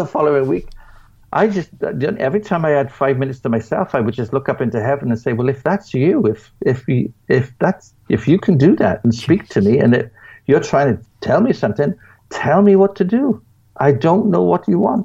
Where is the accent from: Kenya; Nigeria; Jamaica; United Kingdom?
United Kingdom; being a British person